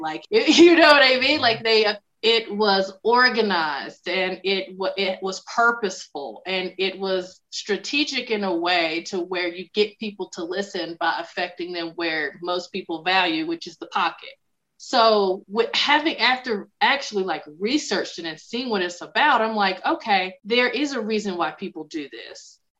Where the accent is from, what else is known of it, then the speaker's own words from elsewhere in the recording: the South, United States; accent: Southern twang; that's funny that you say that, because I'm from the South and I have worked since I'm now in public speaking. I think you can still hear it from time to time.